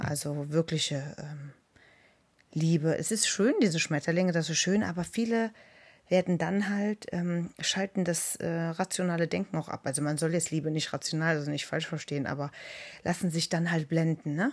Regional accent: Germany; bei uns in Deutschland

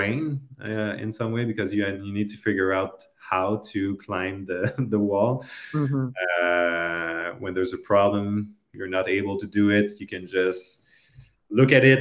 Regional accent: Canada; I'm a Canadian

